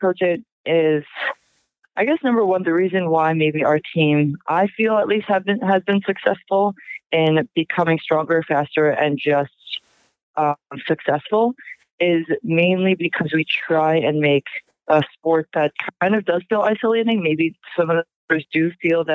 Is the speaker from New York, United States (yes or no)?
yes; Long Island, New York, United States; I grew up on Long Island